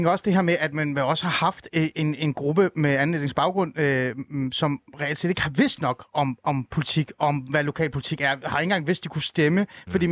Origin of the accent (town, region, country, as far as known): North Zealand, Capital Region of Denmark, Denmark; born or raised there